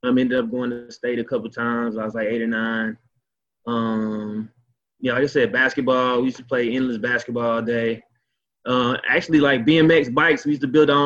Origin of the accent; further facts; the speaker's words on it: Beaumont, Texas, United States; moved away as an adult; also born or lived in Ohio; I'm from Beaumont, Texas, also known as BMT, Big Money, Texas, Golden Triangle